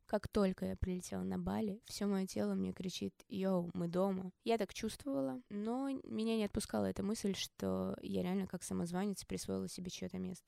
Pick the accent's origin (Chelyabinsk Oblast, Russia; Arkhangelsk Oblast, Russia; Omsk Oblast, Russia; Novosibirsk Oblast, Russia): Omsk Oblast, Russia; Omsk; moved away; also born or lived in Moscow / Bali; я из Омска